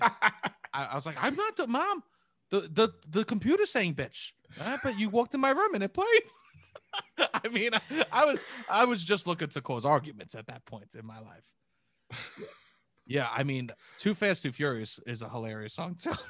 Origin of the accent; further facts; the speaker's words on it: New York City, New York, United States; as being, like, a New York kid, especially because I was from Staten Island